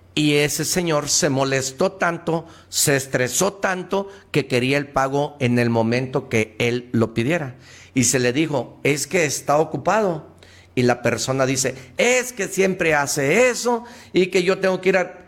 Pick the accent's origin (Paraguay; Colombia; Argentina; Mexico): Mexico